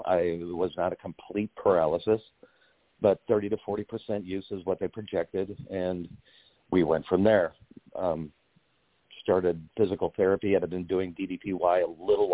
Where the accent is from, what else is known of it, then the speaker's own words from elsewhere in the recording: St. Louis, Missouri, United States; I'm from St. Louis